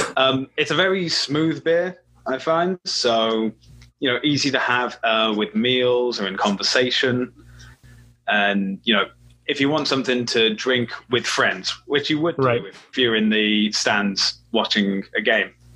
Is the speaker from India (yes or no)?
no; Welsh, Wales, United Kingdom; I'm Welsh